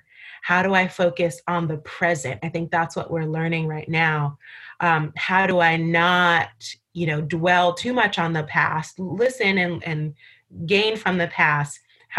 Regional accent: Barbados; And I went to Barbados, my hometown, where I was born.

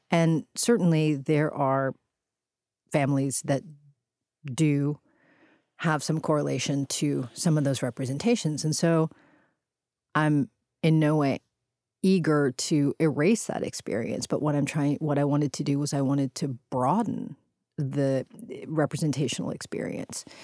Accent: Houston, Texas, United States; My brother and I initially grew up in what we would have called a barrio

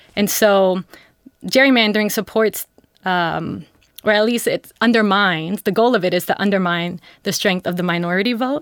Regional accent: New York City, New York, United States; my family is from the Dominican Republic in Costa Rica, and I'm from New York City

